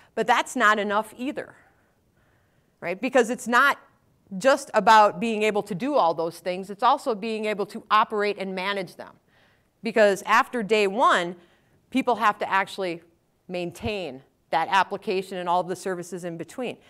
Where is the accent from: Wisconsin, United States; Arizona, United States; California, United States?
Wisconsin, United States; I'm from Wisconsin, so you can just, you don't have to ask that one if you hear the, hear the accent